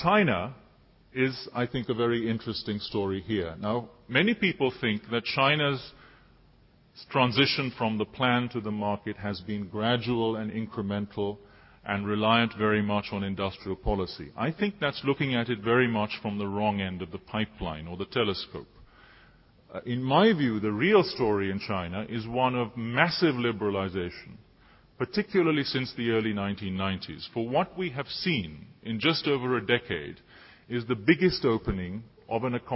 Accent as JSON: {"language": "English", "country": "Sri Lanka", "tie": "born or raised there", "moved": "yes", "said": "When I was growing up in Sri Lanka in the early 1970s"}